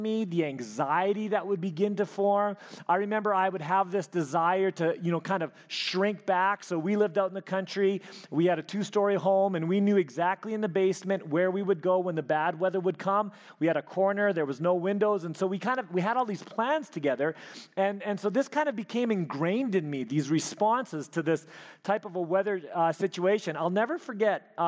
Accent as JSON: {"language": "English", "town": "Elkhorn", "region": "Manitoba", "country": "Canada", "tie": "born or raised there", "moved": "yes", "said": "I grew up in Elkhorn, Manitoba"}